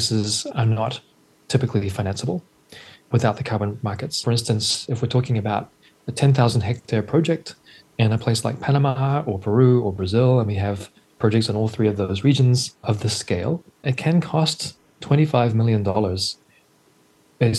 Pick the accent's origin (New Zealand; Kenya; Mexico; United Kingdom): New Zealand; moved away; also born or lived in New York City; I'm originally from New Zealand, and so nature has always been a big part of my life before I moved to New York City